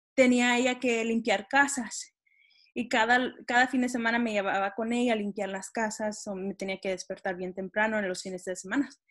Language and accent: Spanish; Texas, United States; desde que yo nací y crecí en Texas